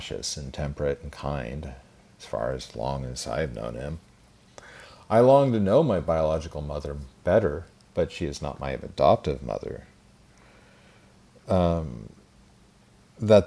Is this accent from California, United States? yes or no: no; Twin Falls, Idaho, United States; I was born in Twin Falls, Idaho at the Magic Valley Regional Medical Center on April 15th, 1974